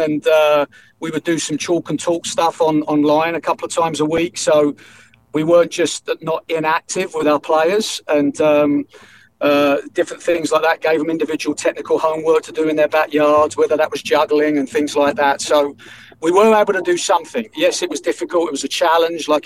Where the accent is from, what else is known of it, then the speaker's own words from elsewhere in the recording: England, United Kingdom; now in Charlotte, United States; I'm from England originally. I've been over here now for over 25 years